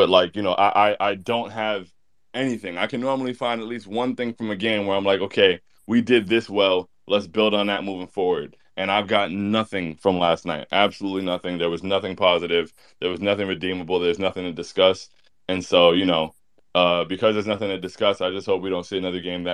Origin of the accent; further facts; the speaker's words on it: South Florida, United States; I spent a lot of my life growing up in South Florida